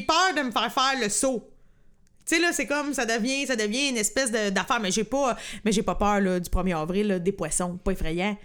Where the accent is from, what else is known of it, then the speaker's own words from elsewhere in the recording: Lanaudière, Quebec, Canada; on vient de la Naudière